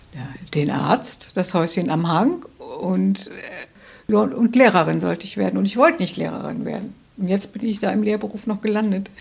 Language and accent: German; Hesse, Germany; moved away as an adult; also born or lived in North Rhine-Westphalia / Marburg / Hamburg; now in Bremen, Germany; ich bin in Nordrhein-Westfalen geboren, aber das ist auch reiner Zufall. Aber in Hessen aufgewachsen